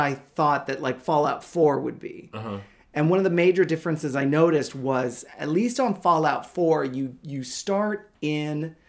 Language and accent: English; California, United States; I'm Californian